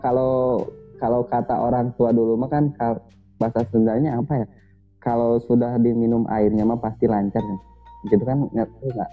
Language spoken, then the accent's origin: Indonesian; Indonesia; born or raised there; moved away as an adult